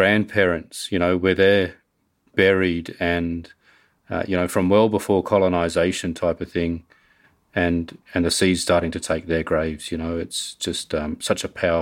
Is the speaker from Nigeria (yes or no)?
no; Darwin, Northern Territory, Australia; I grew up on Larrakia country in Darwin, not in the Torres Strait where my father was from.